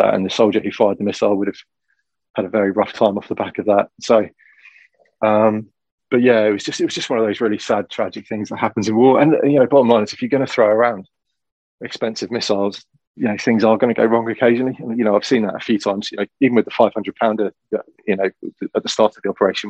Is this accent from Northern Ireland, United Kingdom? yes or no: no; Shropshire, West Midlands, United Kingdom; I grew up in Shropshire